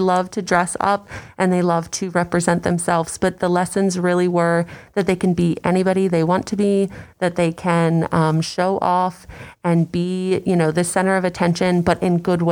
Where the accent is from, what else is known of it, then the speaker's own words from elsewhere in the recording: Frederick County, Maryland, United States; grew up in Frederick County